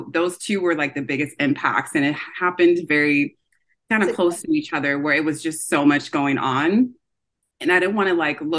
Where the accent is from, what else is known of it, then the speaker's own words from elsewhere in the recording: Orange County, California, United States; also born or lived in Los Angeles, United States / Nigeria; I grew up in Orange County in California